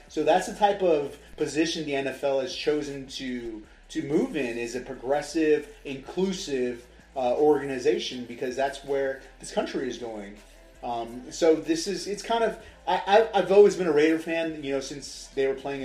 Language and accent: English; Southern California, United States; now in Las Vegas, United States; I'm from Southern California